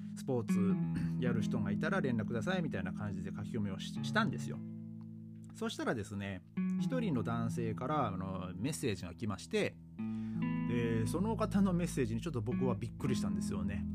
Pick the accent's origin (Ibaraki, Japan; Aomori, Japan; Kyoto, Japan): Aomori, Japan; Hachinohe; now in Germany; 僕の、ね、生まれ育ったあの青森県の八戸市